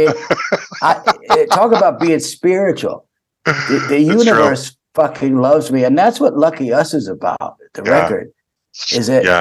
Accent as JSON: {"language": "English", "town": "Turlock", "region": "California", "country": "United States", "moved": "yes", "lives_now": "Frankfurt, Germany", "said": "I'm from Turlock, California, in the middle of Stanislaus County, California"}